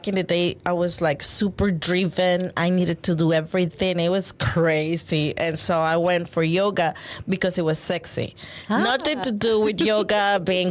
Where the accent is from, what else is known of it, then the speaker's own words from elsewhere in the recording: Panama; now in Houston, United States; I'm from Panama, and but now I'm from Houston. I have been here more years than what I lived in Panama. It's like half and half.